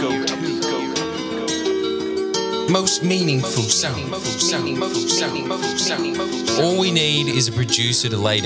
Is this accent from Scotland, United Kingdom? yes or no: yes; Scotland, United Kingdom; I'm Scottish.